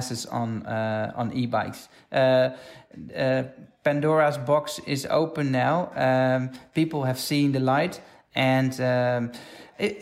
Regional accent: Amsterdam, North Holland, Netherlands; In my hometown of Amsterdam

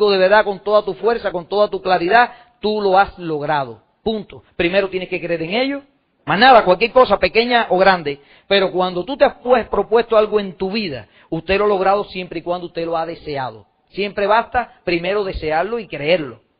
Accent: Cuba; now in United States; adopté un nuevo sueño en los Estados Unidos, porque cuando yo me fui de Cuba

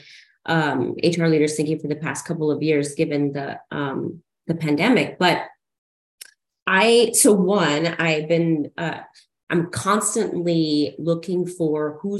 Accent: Siloam Springs, Arkansas, United States; I grew up in Silent Springs, Arkansas, which was, maybe you all don't know, it's Northwest Arkansas, right outside of Fayetteville

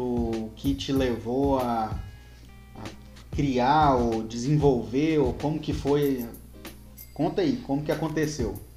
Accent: Anápolis, Goiás, Brazil; now in Criciúma, Brazil; natural de Anápolis, Anápolis, Goiás

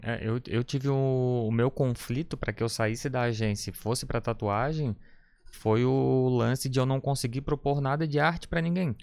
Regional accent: Florianópolis, Santa Catarina, Brazil; eu sou daqui de, de Floripa, nascido e criado na Trinda

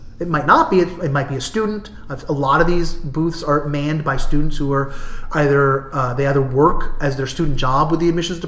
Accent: New Jersey, United States; moved away; also born or lived in New England / California; I'm from New Jersey. I've lived in New England or California for my entire life.

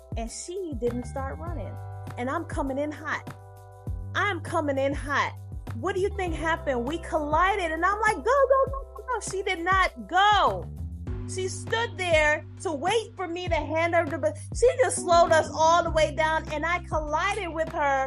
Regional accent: Jamaica; first language Jamaican Patois; English is a second language; moved away; I'm an immigrant. I was Jamaican

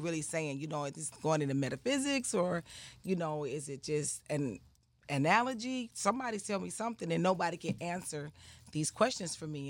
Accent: Atlanta, Georgia, United States; also born or lived in Clayton County, Georgia; I'm from Atlanta, Georgia. Atlanta, Atlanta, Southwest Atlanta

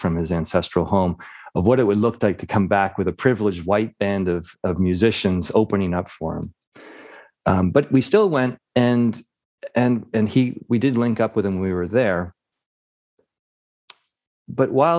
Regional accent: United States; I'm from the States

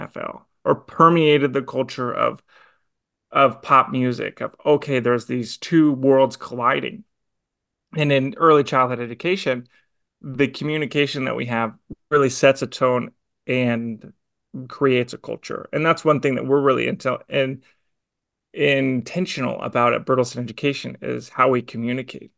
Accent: Kansas City, Missouri, United States; me growing up in Kansas City, um, as a kind of part-time Chiefs fan, because it's where I grew up

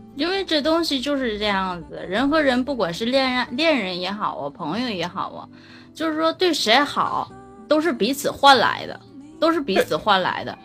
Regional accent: Shenyang, Liaoning, China; 俺们沈阳

